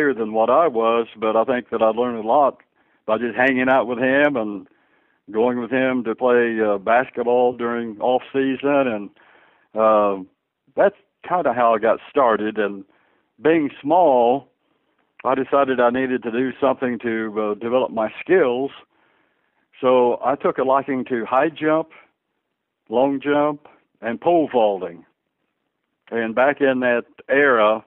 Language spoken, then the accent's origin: English; Kokomo, Indiana, United States; when I was coaching in my hometown, Kokomo